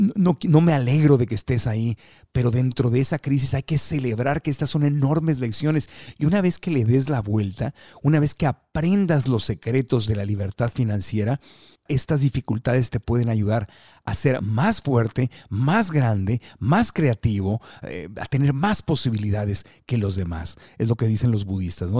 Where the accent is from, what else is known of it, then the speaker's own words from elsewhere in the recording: Mexico; yo como mexicano